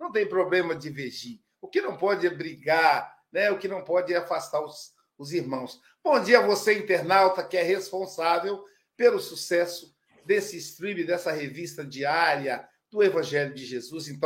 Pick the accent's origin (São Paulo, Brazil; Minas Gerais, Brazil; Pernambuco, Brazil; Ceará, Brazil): Minas Gerais, Brazil; Eu também sou mineiro, então estou me sentindo em casa.